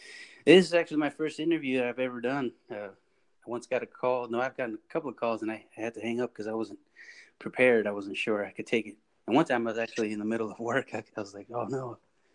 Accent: California, United States; now in Oklahoma, United States; That's where I'm from. I'm from Cali, but I moved out here.

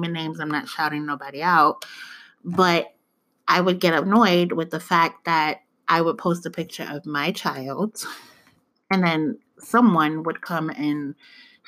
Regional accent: New York City, New York, United States; now in Georgia, United States; I may have African roots and African descent, but I was born in the Bronx.

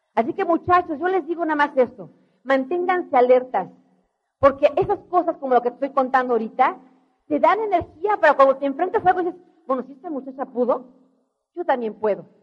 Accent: Mexico; yo también soy mexicana, de veras

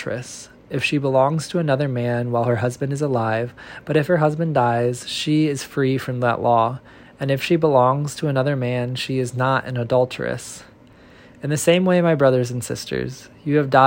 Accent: Central Illinois, United States; now in Nashville, United States; a person born and raised in Central Illinois, reading from Nashville, Tennessee

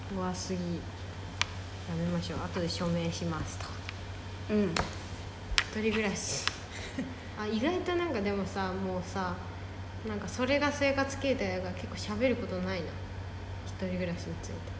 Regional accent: Kansai, Japan; 私とアモちゃんが関西出身

